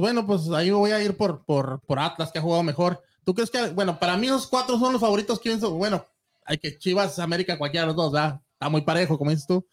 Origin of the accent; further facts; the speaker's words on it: Mexico; nosotros también como mexicanos